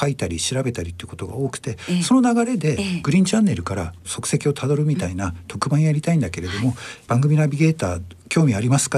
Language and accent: Japanese; Hokkaido, Japan; 僕北海道出身でして